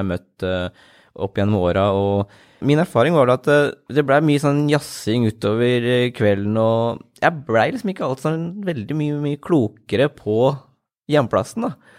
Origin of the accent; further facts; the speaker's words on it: Askim, Østfold, Norway; also born or lived in Oslo; Grønlund, som er mitt område. Det er der jeg vokste opp